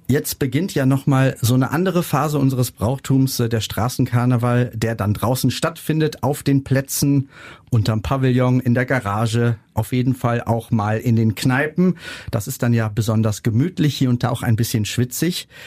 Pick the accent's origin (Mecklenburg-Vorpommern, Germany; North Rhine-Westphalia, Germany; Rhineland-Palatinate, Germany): North Rhine-Westphalia, Germany; Niederkassel; Liebe Grüße in meine Heimat nach Niederkassel-Mondorf